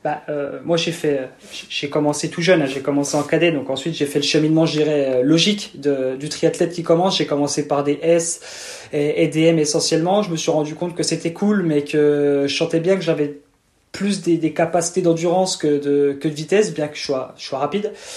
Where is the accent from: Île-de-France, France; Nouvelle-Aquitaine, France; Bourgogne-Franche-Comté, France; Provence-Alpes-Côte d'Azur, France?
Bourgogne-Franche-Comté, France; Montbéliard; accent: accent de l'est; j'ai un petit accent de un petit accent de l'est. Je suis un pur produit franc-comtois et plus précisément de de Montbéliard.